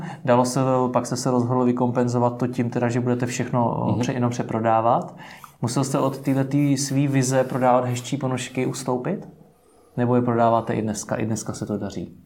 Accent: Czechia; jako Češi

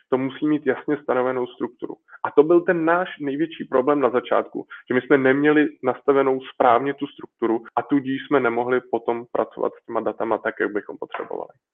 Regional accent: Czechia; jsem prostě Čech a češtinu mám rád

